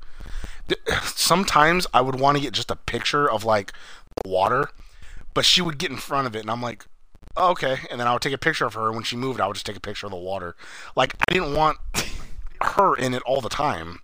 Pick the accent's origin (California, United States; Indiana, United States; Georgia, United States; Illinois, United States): California, United States; Sacramento; I'm from Sacramento, California